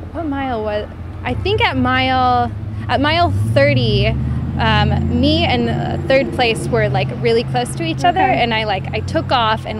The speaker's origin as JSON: {"language": "English", "town": "Portland", "region": "Oregon", "country": "United States", "tie": "born or raised there", "moved": "as an adult", "lives_now": "Edgewater, United States", "said": "growing up in Portland"}